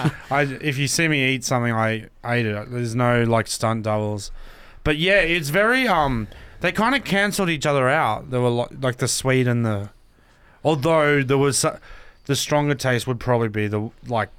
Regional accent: Brisbane, Queensland, Australia; moved away as an adult; now in Melbourne, Australia; growing up in Brisbane, we said Palmy

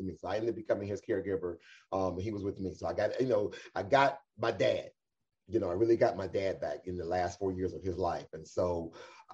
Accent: Cleveland, Ohio, United States; I was born and raised right here in Cleveland, Ohio

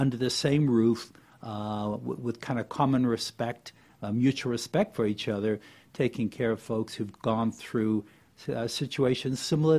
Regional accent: Cape Town, Western Cape, South Africa; moved away as an adult; now in Gainesville, United States; I came from Cape Town, South Africa, which is where I grew up and went to medical school there

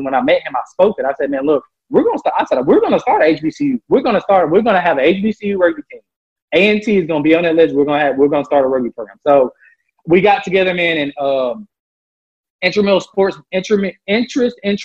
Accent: Memphis, Tennessee, United States; I'm from Memphis, Tennessee

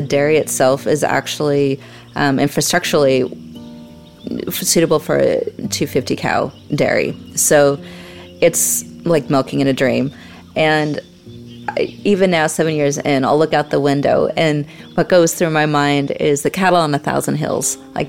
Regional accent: Montana, United States; So my background isn't in dairy. I grew up in the mountains. I'm originally from Montana, on the Canadian border, and we traveled a lot. I was raised on Indian reservations as well

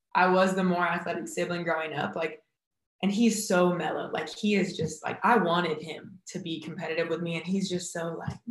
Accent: Huntington Beach, California, United States; I'm from Huntington Beach, California. So grew up 10 blocks from the beach

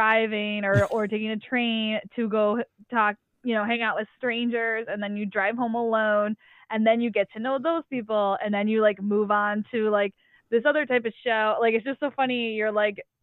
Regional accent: Syracuse, New York, United States; now in Boston, United States; I grew up right outside of Syracuse, New York

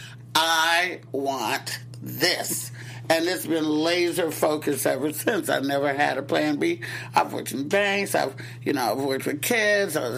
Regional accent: Oakland, California, United States; also born or lived in Castro Valley, California / the South; I was raised in Oakland, California for a while. Then we moved to a suburb of Oakland called Castro Valley

